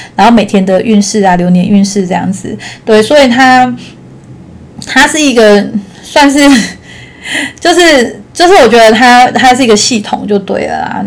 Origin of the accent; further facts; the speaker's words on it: Taichung, Taiwan; 因为我是台中人嘛